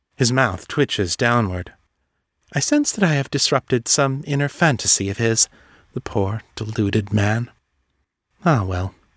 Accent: San Francisco, California, United States; my hometown of San Francisco

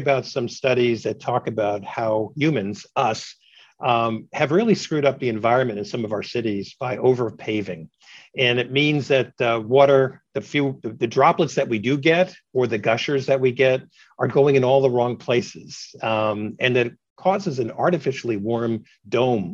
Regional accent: New York City, New York, United States; now in Alexandria, United States; growing up in New York City and even here in Northern Virginia, where I now live

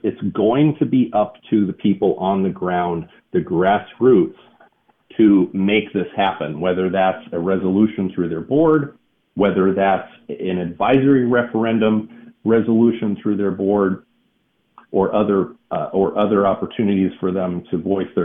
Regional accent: Minnesota, United States; now in Wisconsin, United States; I was born and raised next door in Minnesota

